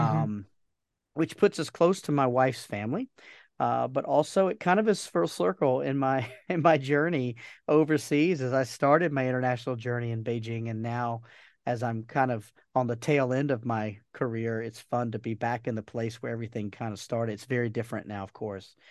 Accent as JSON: {"language": "English", "region": "Georgia", "country": "United States", "tie": "born or raised there", "also_born_or_lived": "Bermuda", "moved": "as an adult", "said": "we moved back to the United States to, to my home, my home state of Georgia"}